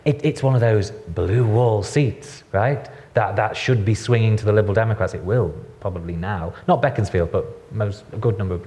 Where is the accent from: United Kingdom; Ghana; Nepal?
United Kingdom; the North, England; now in London, United Kingdom; I'm from the North.